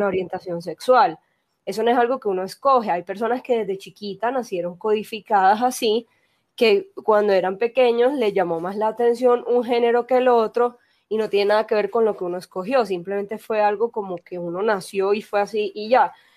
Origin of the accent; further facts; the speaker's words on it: Barranquilla, Atlántico, Colombia; now in Medellín, Colombia; yo soy naturalmente de Barranquilla, pero vivo en Medellín